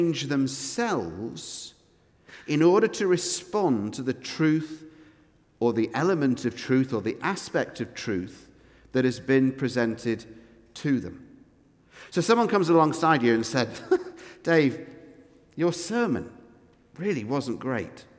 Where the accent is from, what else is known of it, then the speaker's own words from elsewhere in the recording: United Kingdom; now in Edinburgh, United Kingdom; we're British, because we live in Edinburgh